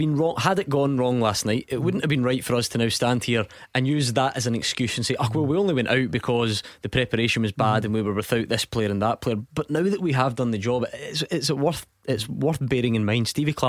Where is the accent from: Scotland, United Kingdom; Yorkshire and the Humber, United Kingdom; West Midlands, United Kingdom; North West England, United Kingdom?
Scotland, United Kingdom; we're Scottish